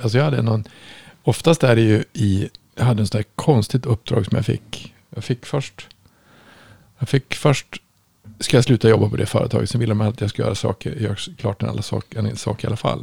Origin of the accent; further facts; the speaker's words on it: Norrland, Sweden; jag kommer från Norrland